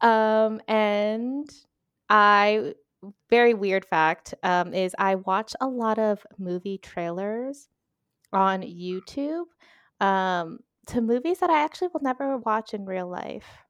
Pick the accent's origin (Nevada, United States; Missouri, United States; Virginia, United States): Virginia, United States; Northern; moved away as an adult; now in Spain; originally I am from Virginia, specifically Northern Virginia, uh, and now I have been in Spain for seven, eight-ish years collectively